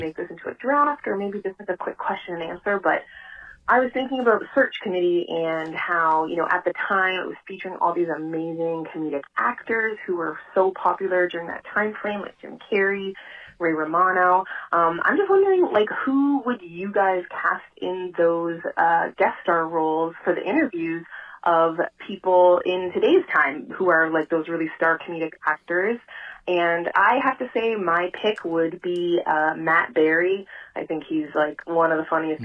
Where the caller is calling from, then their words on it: Toronto, Ontario, Canada; I'm calling from Toronto, Ontario, in Canada.